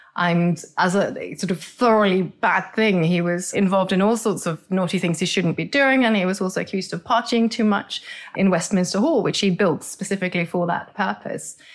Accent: Norway; moved away; I grew up in Norway, so my teeth reflect the fact that I grew up in a cold climate with very old geology

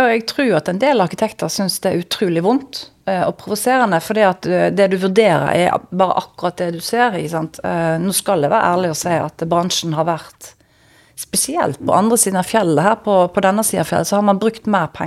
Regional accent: Vestland, Norway; Når jeg hører den podkasten, så hører jeg at jeg er stril fremdeles.

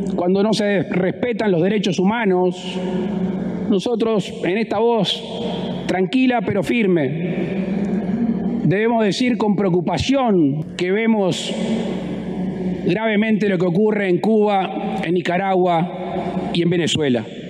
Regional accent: Uruguay

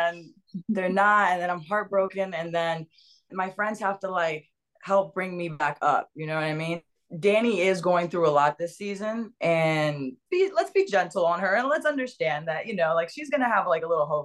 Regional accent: West Palm Beach, Florida, United States; moved away as an adult; also born or lived in Dominican Republic / Los Angeles; I grew up in West Palm Beach, Florida

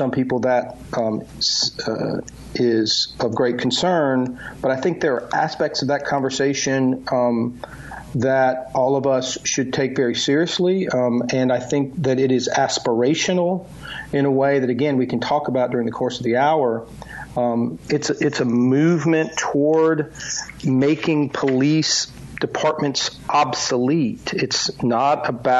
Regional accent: Mississippi, United States; I'm from Mississippi. My family's from Mississippi

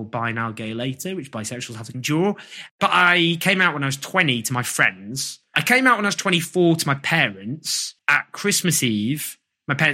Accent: Stockport, North West England, United Kingdom; I grew up in Stockport

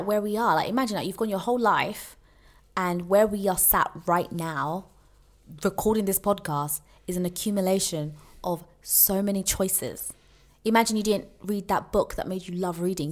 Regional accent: United Kingdom; as British people

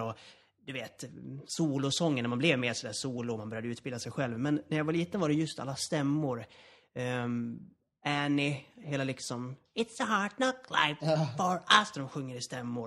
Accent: Borlänge, Dalarna County, Sweden; moved away; also born or lived in Gothenburg; jag kommer ursprungligen från Dalarna, från Borlänge

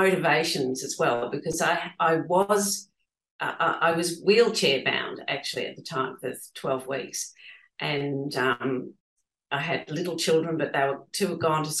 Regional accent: Geelong, Victoria, Australia; my husband and I grew up in Geelong

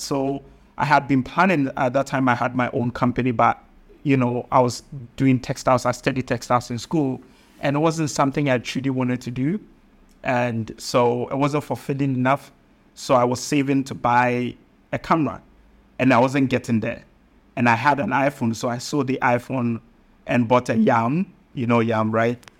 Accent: Kumawu, Ashanti, Ghana; I come from Kumbawu in, in the Asante, uh, kingdom

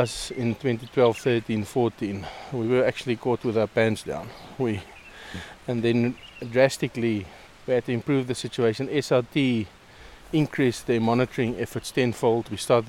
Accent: Namibia

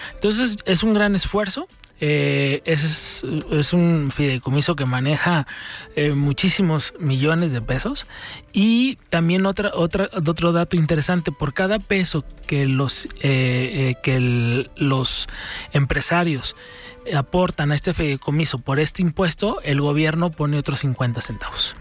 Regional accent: Mexico; todos somos mexicanos

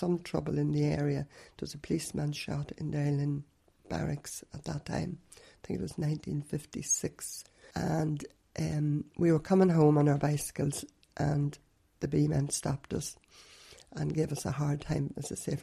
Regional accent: Derrylin, Northern Ireland, United Kingdom; I actually was born and bred in Derry Lynn and lived there all my life.

